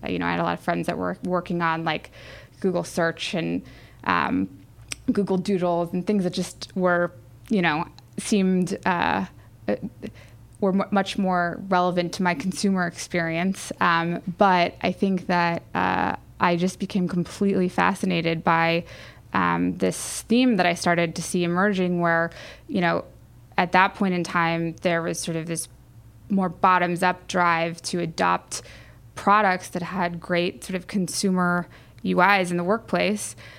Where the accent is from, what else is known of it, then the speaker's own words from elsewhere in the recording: San Diego, California, United States; I grew up in San Diego